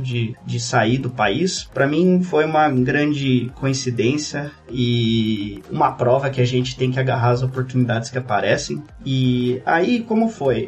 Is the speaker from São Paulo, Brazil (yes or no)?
yes; São Roque, São Paulo, Brazil; moved away as an adult; now in Kraków, Poland; eu sou da região do interior de São Paulo, né? Originalmente eu nasci em São Roque, é ali 60 quilômetros de, de São Paulo